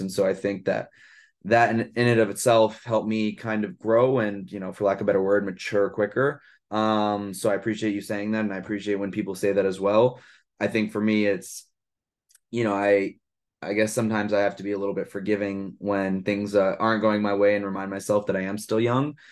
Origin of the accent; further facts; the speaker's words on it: New York City, New York, United States; also born or lived in Santa Barbara, California / Boston, Massachusetts; born and raised in Brooklyn, New York, um, I live here now as well